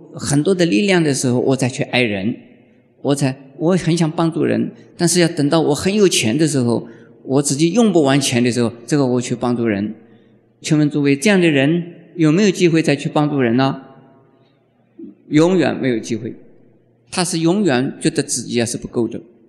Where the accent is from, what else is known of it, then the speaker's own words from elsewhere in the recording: Taiwan; 我们开始的时候是 homeless，就是我们台湾话叫做无科的什么蜗牛